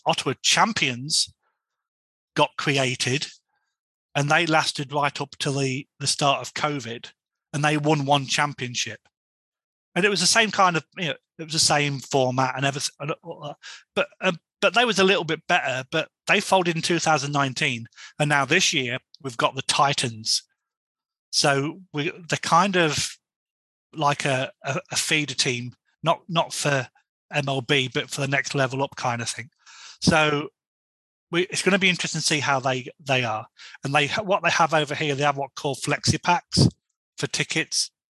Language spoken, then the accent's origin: English; England, United Kingdom; No, I'm from England and I follow you guys on.